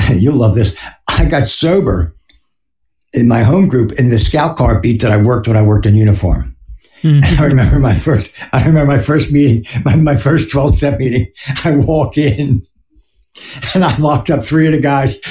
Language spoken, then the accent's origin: English; Philadelphia, Pennsylvania, United States; moved away; I'm from Philly